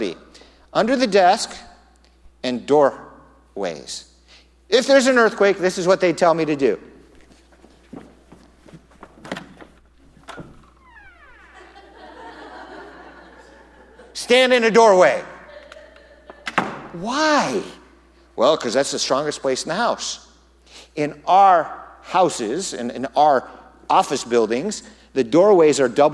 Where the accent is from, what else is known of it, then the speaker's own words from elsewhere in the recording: Southern California, United States; now in Tucson, United States; I'm from Southern California. We had earthquakes. Here, there are no earthquakes. In Southern California, you go through earthquake drills in school growing up